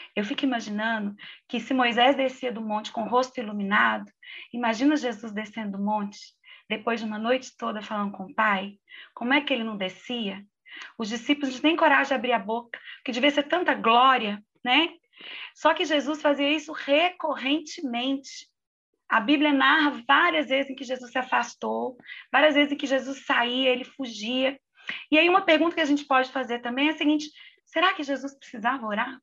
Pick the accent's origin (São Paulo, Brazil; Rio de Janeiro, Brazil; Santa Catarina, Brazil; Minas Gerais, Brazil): Minas Gerais, Brazil; como uma boa mineira